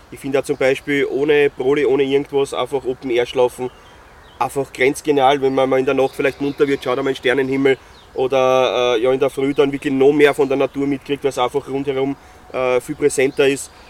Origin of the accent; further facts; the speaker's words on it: Styria, Austria; Wobei beim Skifahren bin ich jetzt nicht konform, ich bin Steirer.